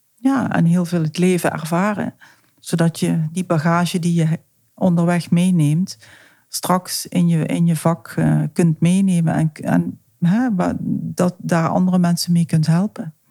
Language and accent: Dutch; South Limburg, Netherlands; moved away as an adult; now in Amsterdam, Netherlands; Zoals je weet, kom ik uit Zuid-Limburg.